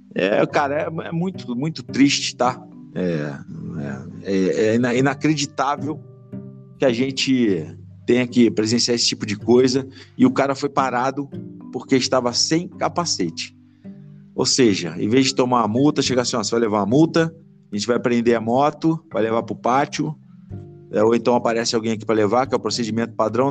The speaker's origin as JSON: {"language": "Portuguese", "town": "Petrópolis", "region": "Rio de Janeiro", "country": "Brazil", "said": "Eu sou, sou de Petrópolis"}